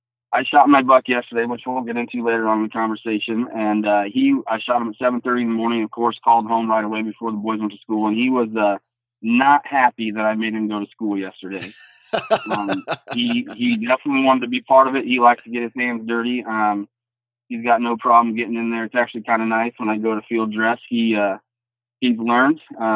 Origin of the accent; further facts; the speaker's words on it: Iowa, United States; Well, like you said, I'm from Southeast Iowa. Born and raised, only left to go to college and came right back home.